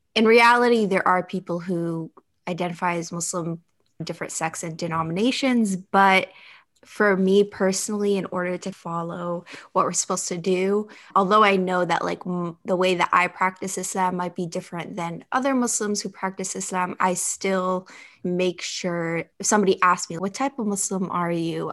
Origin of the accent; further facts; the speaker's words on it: United States; although I'm culturally and ethnically Libyan, having grown up, but born and raised in the United States